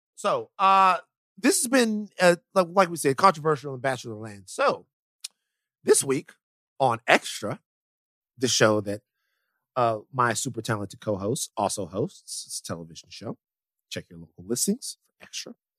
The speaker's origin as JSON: {"language": "English", "region": "South Louisiana", "country": "United States", "said": "I am from South Louisiana"}